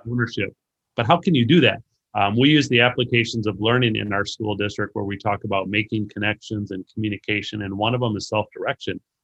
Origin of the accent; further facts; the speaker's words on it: Racine, Wisconsin, United States; now in Illinois, United States; I grew up in Racine, Wisconsin, and I currently live in Illinois